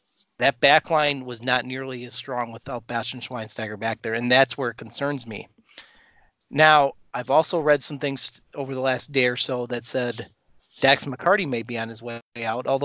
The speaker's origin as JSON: {"language": "English", "town": "Chicago", "region": "Illinois", "country": "United States", "said": "we're from Chicago, so that's, Pat and I are Chicagoland area"}